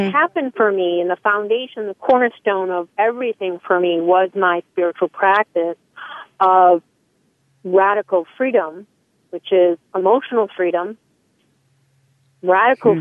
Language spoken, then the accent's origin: English; Salem, Massachusetts, United States; I'm from Salem, Massachusetts